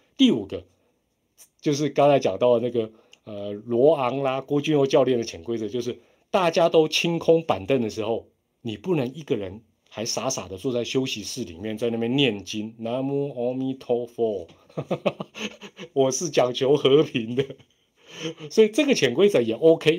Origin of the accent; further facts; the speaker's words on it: Taiwan; 我们台湾人不管